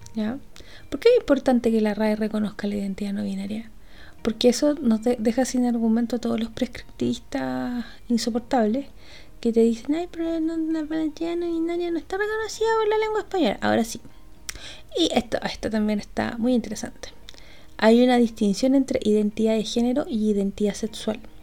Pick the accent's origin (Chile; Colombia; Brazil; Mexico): Chile; nosotros como chilenos